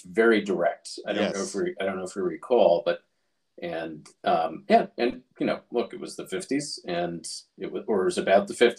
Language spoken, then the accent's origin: English; Taiwan; born there; but as you know, I was born in Taiwan, which is where he was stationed.